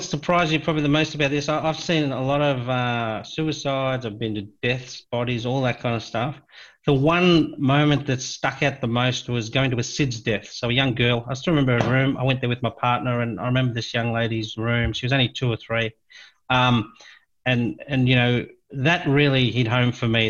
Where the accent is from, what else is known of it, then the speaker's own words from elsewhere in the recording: Cape Town, Western Cape, South Africa; I was born in South Africa, um, oh, in a place near Cape Town, a place called Claremont